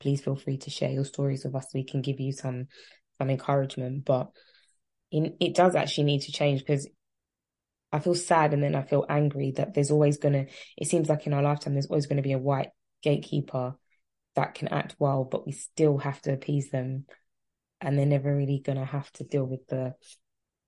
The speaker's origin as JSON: {"language": "English", "region": "London", "country": "United Kingdom", "tie": "born or raised there", "said": "I'm from Tottenham. That's just the lamb. That's just the ecosystem I was raised"}